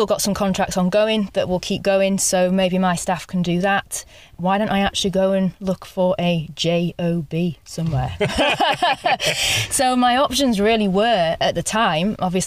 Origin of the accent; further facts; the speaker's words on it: Yorkshire and the Humber, United Kingdom; I'm actually from East Yorkshire, from the countryside myself, but my parents were just in a modern housing estate